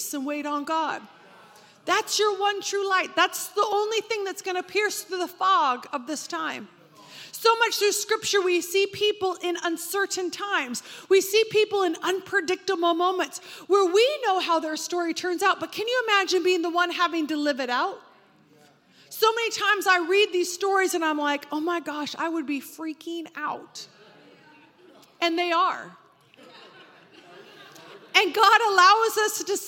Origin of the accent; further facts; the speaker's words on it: Oregon, United States; I grew up in Oregon, and the fog there is incredibly dense